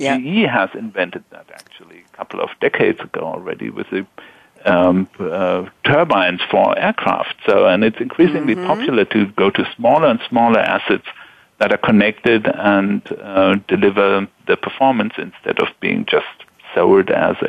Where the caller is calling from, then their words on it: Walldorf, Baden-Württemberg, Germany; Yeah, I'm calling from Waldorf, Germany, SAP headquarters